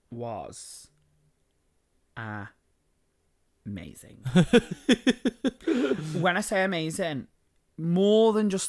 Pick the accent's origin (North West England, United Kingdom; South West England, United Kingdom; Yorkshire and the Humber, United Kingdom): North West England, United Kingdom; Liverpool; I'm from Liverpool